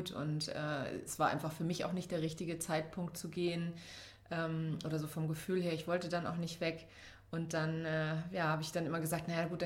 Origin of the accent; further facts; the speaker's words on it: Saarland, Germany; also born or lived in Hanau; Ich bin im Saarland aufgewachsen.